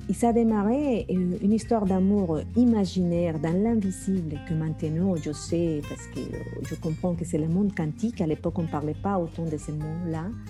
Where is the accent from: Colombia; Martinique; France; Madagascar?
Colombia; moved away; était chez moi en Colombie